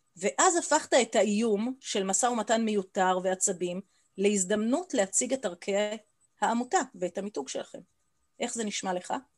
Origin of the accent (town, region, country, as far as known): Israel